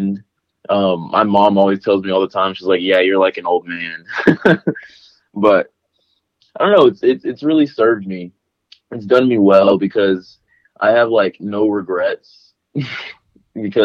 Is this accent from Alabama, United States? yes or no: yes; Huntsville, Alabama, United States; moved away as an adult; also born or lived in Harvest, Alabama; now in Nashville, United States; I'm from Alabama originally, Huntsville, Alabama